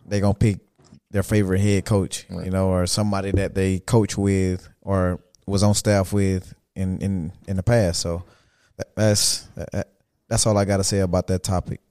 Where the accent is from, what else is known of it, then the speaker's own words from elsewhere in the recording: South Georgia, United States; I'm from South Georgia